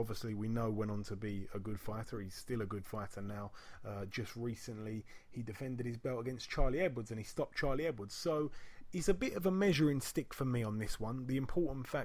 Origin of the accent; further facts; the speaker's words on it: United Kingdom; being a Brit